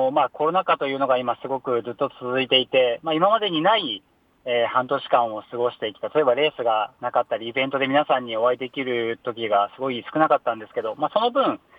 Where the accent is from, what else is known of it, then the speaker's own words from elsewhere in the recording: Fukui, Japan; 今あの地元の福井におります。